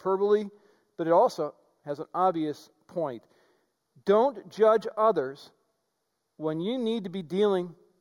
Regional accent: White Bear Lake, Minnesota, United States; I grew up in White Bear Lake

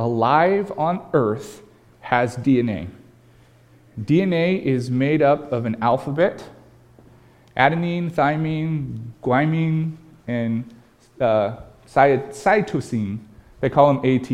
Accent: California, United States; now in Pacific Northwest, United States; my home state of California

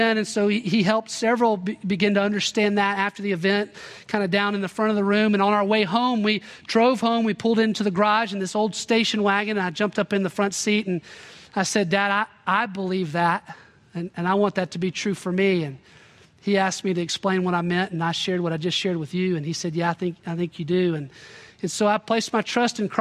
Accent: Little Rock, Arkansas, United States; I grew up in Little Rock, Arkansas

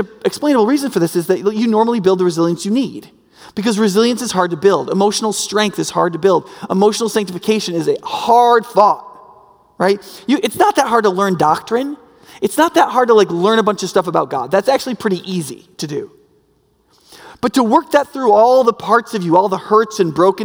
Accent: United States; predominantly among us as Americans and as American Christians

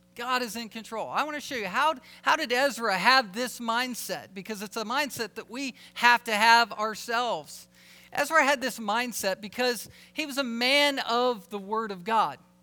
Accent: Alaska, United States; we're from Alaska

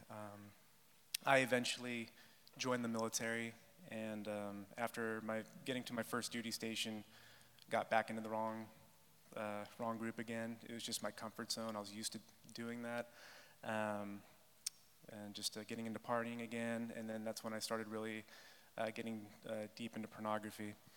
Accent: California, United States; I was from California

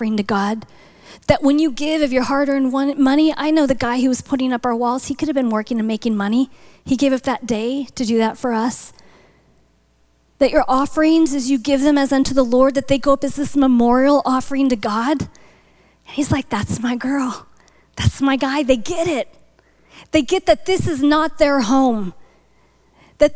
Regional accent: North Dakota, United States; moved away; I'm from Buffalo territory. So I grew up in North Dakota.

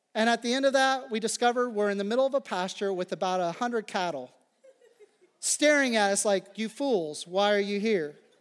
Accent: Phillipsburg, Kansas, United States; moved away; Growing up in the Midwest, and particularly in the prairie

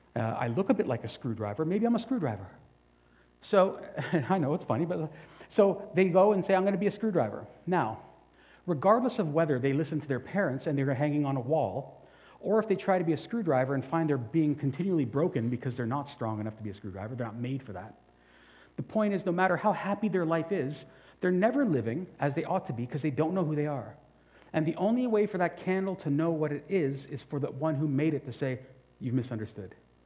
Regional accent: Canada; now in China; I must never forget that I am a Canadian in China, functioning to forward the benefits or forward the policies of Canada. And so I am as Chinese as I can be, but never forgetting I'm actually a citizen of Canada, right?

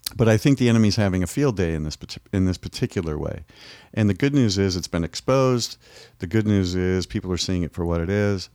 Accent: United States

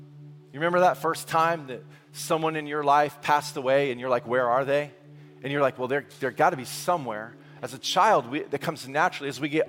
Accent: Massachusetts, United States; Can we be honest in here? We're from Massachusetts. You're honest, right?

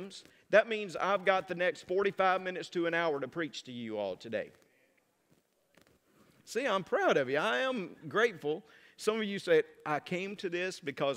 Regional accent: North Mississippi, United States; also born or lived in South Louisiana; now in Ruston, United States; growing up in North Mississippi

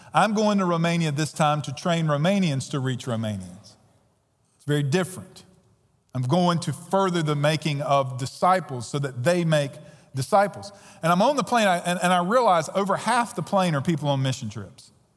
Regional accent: United States; we as Americans

